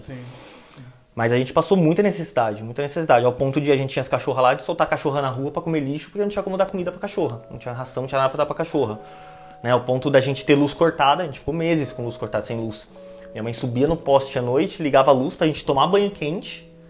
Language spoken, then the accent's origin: Portuguese; São Paulo, Brazil; moved away as an adult; also born or lived in Osasco; now in Limeira, Brazil; nascido e criado no Jardim Maringá.